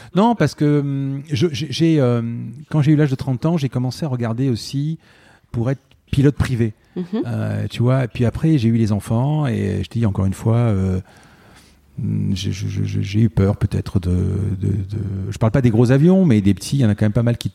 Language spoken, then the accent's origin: French; Marseille, Provence-Alpes-Côte d'Azur, France; Je suis né à Marseille et j'ai grandi, et puis j'y suis euh, depuis euh, quand même quelques années.